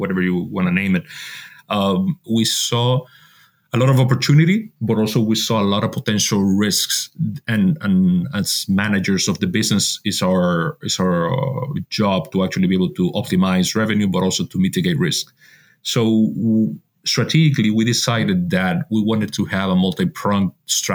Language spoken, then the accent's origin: English; Dominican Republic; moved away as an adult; now in Spain; I'm originally from the Dominican Republic